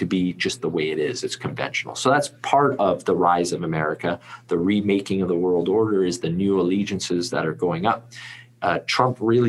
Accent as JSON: {"language": "English", "country": "Canada", "said": "I'm Canadian"}